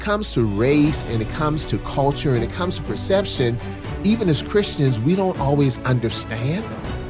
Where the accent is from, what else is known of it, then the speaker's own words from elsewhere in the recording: Charleston, South Carolina, United States; I grew up in Charleston, South Carolina. Public housing, single mom, divorced single mom of four kids. And I came up through segregation